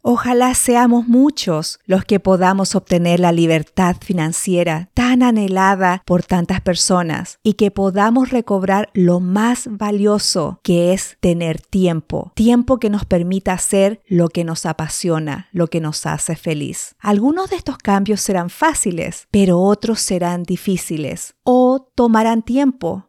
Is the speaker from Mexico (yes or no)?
no; Santiago, Santiago Metropolitan Region, Chile; nací y me crié en Santiago de Chile